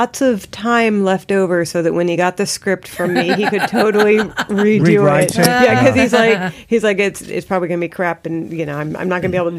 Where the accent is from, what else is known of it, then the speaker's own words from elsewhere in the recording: California, United States; I grew up in California